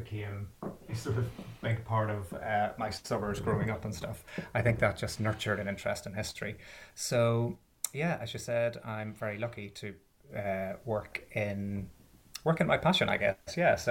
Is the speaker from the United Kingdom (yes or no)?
yes; Belfast, Northern Ireland, United Kingdom; moved away as an adult; I'm from Belfast, which you could possibly tell from the accent, but I haven't lived there in about 15 or 16 years, so it's mellowed a little bit.